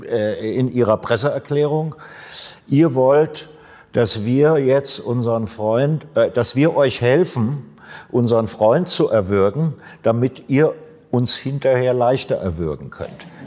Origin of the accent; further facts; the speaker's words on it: Switzerland; wenn wir das als Schweizer und Schweizerinnen